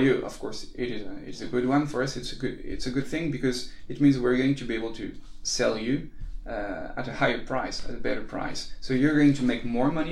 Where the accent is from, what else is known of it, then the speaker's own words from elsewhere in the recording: Paris, Île-de-France, France; we're from Paris